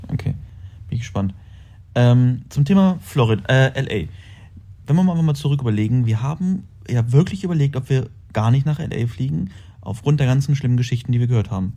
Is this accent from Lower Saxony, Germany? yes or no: yes; Braunschweig, Lower Saxony, Germany; moved away as an adult; also born or lived in Salzgitter; now in Dubai, United Arab Emirates; Ich bin aus Braunschweig dann irgendwann nach Salzgitter gezogen